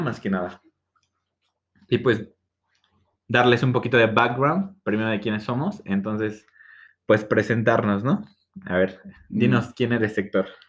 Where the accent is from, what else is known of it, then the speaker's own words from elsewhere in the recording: State of Mexico, Mexico; soy del Edomex, tengo 22 años.